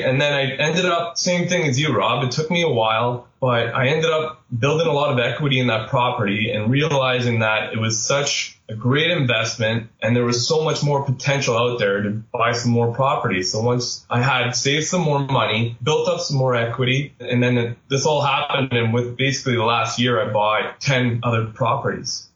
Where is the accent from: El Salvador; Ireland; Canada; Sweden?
Canada; Sudbury, Ontario; moved away as an adult; also born or lived in Pickering; I am from Sudbury and I got a great job offer right out of college. So I moved to Pickering